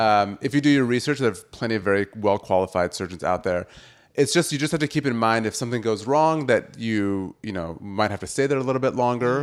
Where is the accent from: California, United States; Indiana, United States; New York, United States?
California, United States; San Diego; moved away as an adult; also born or lived in Wisconsin / New Jersey; now in Los Angeles, United States; I'm originally from San Diego